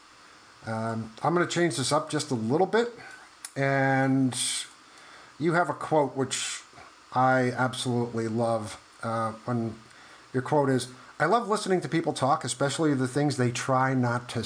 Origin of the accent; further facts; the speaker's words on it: New York, United States; I grew up in New York. In the 80s